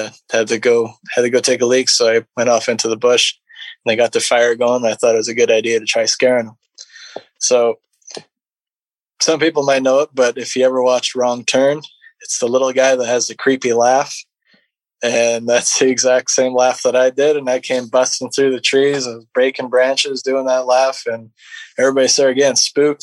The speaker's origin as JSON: {"language": "English", "region": "British Columbia interior", "country": "Canada", "said": "I'm from BC in the interior"}